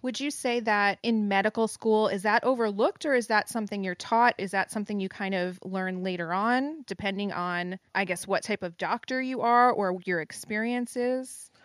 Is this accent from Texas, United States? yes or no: no; New Jersey, United States; moved away; I am in my home state of New Jersey